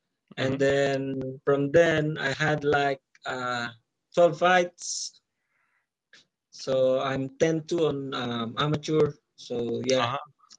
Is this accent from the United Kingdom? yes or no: no; Philippines; And that's the first belt my hometown has. My hometown in VSE didn't have any belt or didn't have a professional athlete. I'm the only one there. I'm the only one. And yeah, so it's good. It's a good stay here in Philippines.